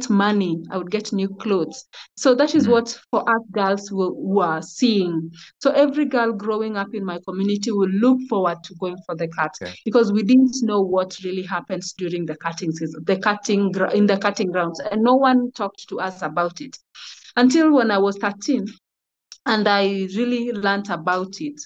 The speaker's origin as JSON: {"language": "English", "region": "Migori County", "country": "Kenya", "said": "I come from a Kuria community in Migori County, Kenya."}